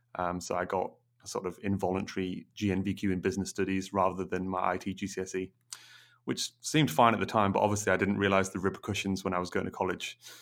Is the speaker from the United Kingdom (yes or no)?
yes; Middlesbrough, North East England, United Kingdom; moved away as an adult; now in Newcastle, United Kingdom; I come from Middlesbrough originally. Um, so that's in the northeast.